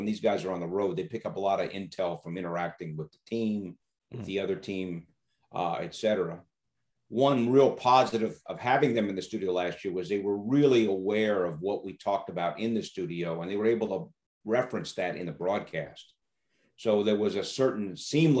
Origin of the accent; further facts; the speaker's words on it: California, United States; also born or lived in New York; I'm a native New Yorker, but I grew up in California